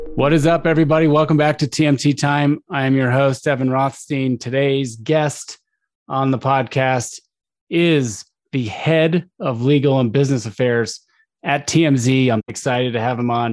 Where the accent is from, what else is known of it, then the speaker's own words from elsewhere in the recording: Arizona, United States; I'm from Arizona